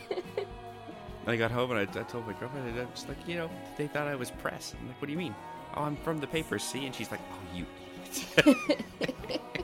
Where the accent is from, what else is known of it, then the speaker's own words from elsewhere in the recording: Canada; moved away as an adult; now in Australia; I was raised in Canada